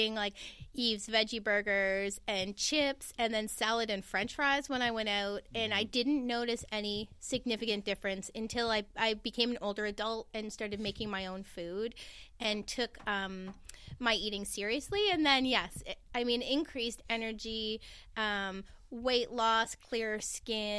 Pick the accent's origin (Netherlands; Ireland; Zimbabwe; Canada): Canada; St. Catharines, Ontario; also born or lived in Thunder Bay, Ontario; raised in St. Catharines, Ontario, in southern Ontario.